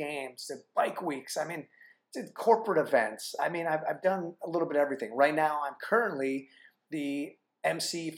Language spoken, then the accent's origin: English; Phoenix, Arizona, United States; moved away as an adult; also born or lived in Flagstaff, Arizona / Chicago; I'm born and raised in Phoenix, Arizona